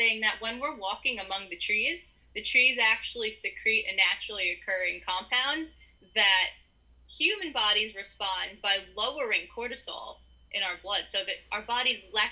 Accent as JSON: {"language": "English", "region": "East Coast", "country": "United States", "said": "I'm from the East Coast. I've always been from the East Coast"}